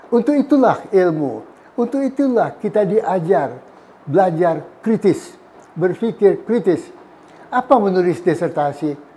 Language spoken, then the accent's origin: Indonesian; West Sumatra, Indonesia; Jadi sebagai orang Sumatera, orang Minang, hitam adalah hitam, putih adalah putih, jebret.